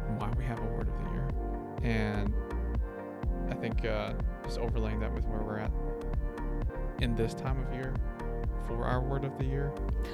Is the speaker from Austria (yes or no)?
yes; Austria; now in United States; being raised in a Filipino family, but in Austria